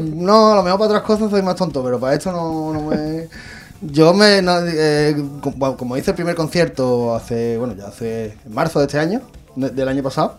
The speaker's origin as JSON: {"language": "Spanish", "town": "Benagalbón", "region": "Andalusia", "country": "Spain", "tie": "born or raised there"}